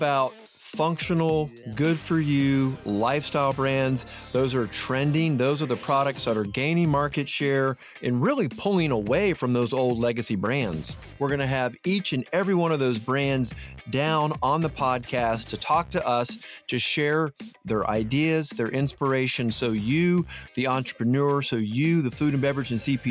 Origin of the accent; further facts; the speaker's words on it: Atlanta, Georgia, United States; moved away as an adult; now in North Carolina, United States; my hometown. I'm from Atlanta. As everybody knows, I have moved to North Carolina